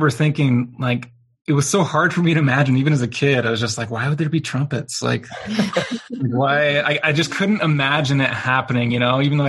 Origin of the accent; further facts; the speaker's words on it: Riverton, Utah, United States; I was raised in Riverton, Utah